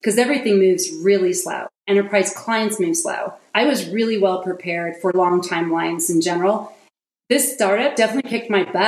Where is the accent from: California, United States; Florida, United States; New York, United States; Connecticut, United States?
California, United States; Silicon Valley; I'm from Silicon Valley